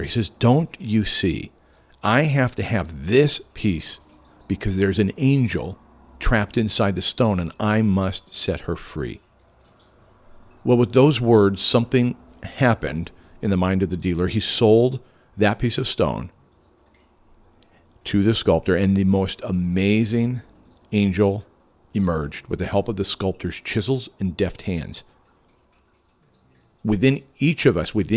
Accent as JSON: {"language": "English", "town": "Homer", "country": "United States", "tie": "born or raised there", "said": "Here in my hometown of Homer"}